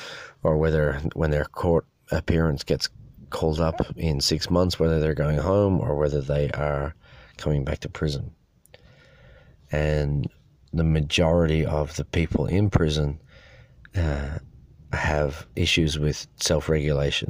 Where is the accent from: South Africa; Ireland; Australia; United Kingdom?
Ireland; Dublin, Leinster; I came from Dublin